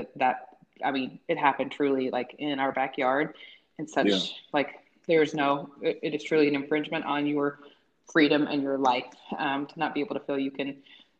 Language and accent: English; Tennessee, United States; grow up in Tennessee, like I grew up around a lot of folks